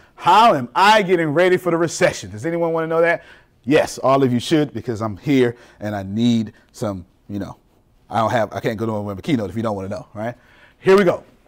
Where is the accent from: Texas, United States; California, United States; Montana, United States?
Texas, United States; Galveston; I'm from Galveston, Texas.